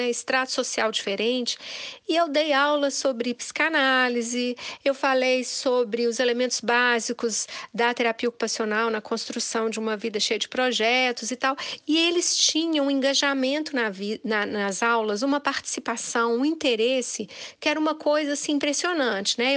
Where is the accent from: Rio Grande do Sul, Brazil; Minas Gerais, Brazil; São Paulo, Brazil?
Minas Gerais, Brazil; eu, como boa mineira, fui comendo pelas meradas.